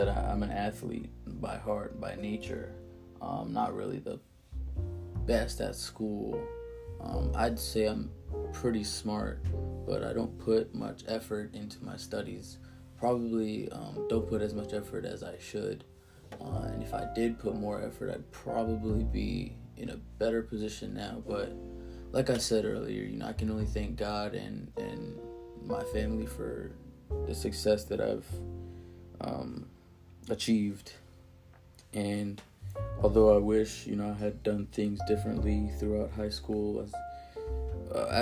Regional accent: Montgomery County, Maryland, United States; also born or lived in Philadelphia, Pennsylvania / Silver Spring, Maryland; I grew up primarily in Montgomery County, Maryland. With separated parents, I moved back and forth from city to city, primarily from Philadelphia, Pennsylvania, and Montgomery Village, Maryland.

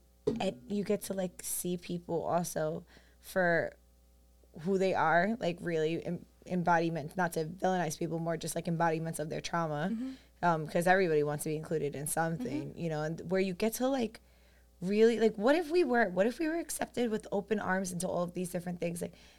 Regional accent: New York City, New York, United States; growing up on Staten Island, I was, like, one of the only Colombian people I knew.

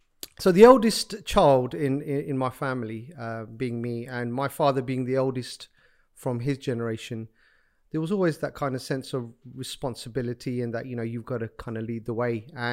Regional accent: Pakistan; being Pakistani, I often use this kind of gesture of, you either need to be a good cricketer, or you know, you need to be a doctor, otherwise you failed as a Pakistani child.

